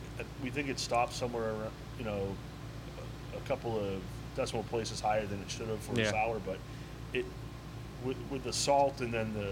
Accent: Worcester, Massachusetts, United States; now in Florida, United States; I'm from the Worcester area where they're from.

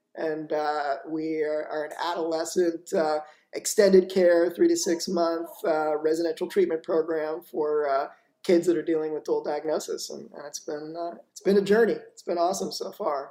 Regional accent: Boca Raton, Florida, United States; also born or lived in New York; i was born in new york and then grew up in uh, boca raton florida

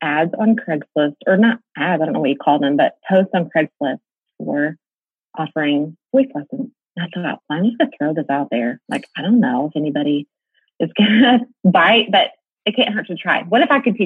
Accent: Mansfield, Texas, United States; also born or lived in Nashville; I'm from the Dallas-Fort Worth area as well, born and raised here in a community called Mansfield, Texas.

